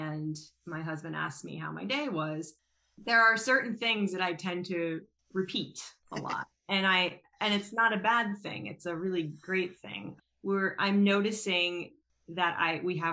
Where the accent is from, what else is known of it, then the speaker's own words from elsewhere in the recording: Philadelphia, Pennsylvania, United States; moved away; I'm actually not from the area. I'm from Philadelphia.